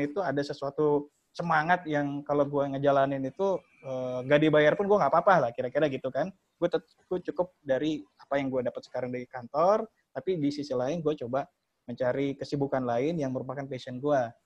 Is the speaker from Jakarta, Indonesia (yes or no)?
yes; Betawi, Jakarta, Indonesia; gua orang Betawi